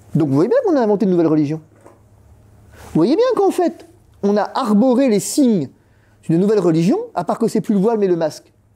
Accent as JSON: {"language": "French", "country": "France", "said": "on est français"}